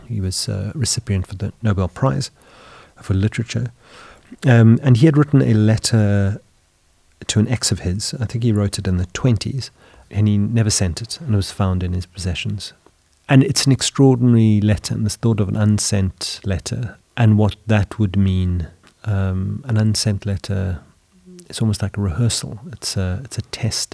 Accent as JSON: {"language": "English", "country": "South Africa", "tie": "born or raised there", "moved": "as an adult", "lives_now": "Sweden", "said": "growing up in South Africa, studying art in high school"}